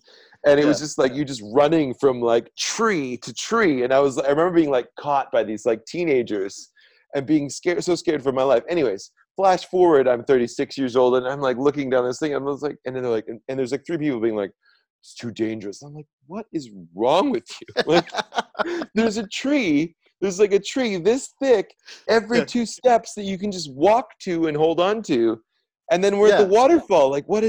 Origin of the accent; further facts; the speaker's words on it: British Columbia, Canada; I, like being from British Columbia and having walked through forests, and I remember being like 4 years old and we were at some, you know, we were at some campsite outside of Vernon.